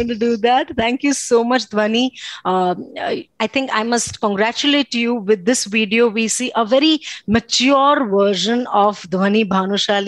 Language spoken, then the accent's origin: English; Bhuj, Gujarat, India; moved away; I am right now in my hometown Bhuj